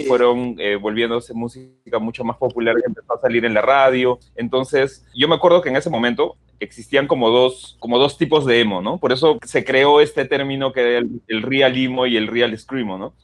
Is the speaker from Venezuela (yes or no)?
no; Peru; desde nuestra posición peruana